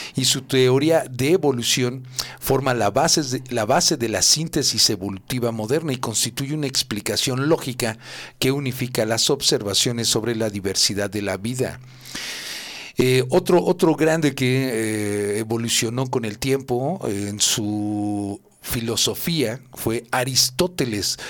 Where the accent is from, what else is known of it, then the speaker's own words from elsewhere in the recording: Tlalnepantla, State of Mexico, Mexico; soy de Tlane y los de Tlane así somos